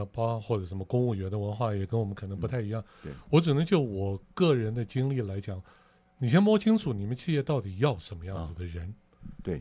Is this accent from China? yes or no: no; Taipei, Taiwan; moved away as an adult; now in Kaohsiung, Taiwan; 我是一个台北市出生对，土生土长的人